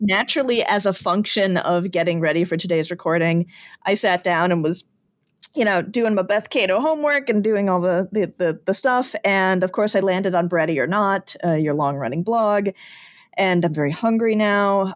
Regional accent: Chicago, Illinois, United States; having grown up in the Chicagoland area

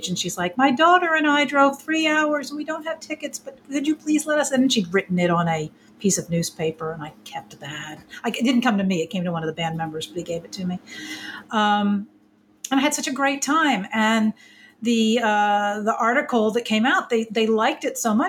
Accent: East Coast, United States; I'm from the East Coast

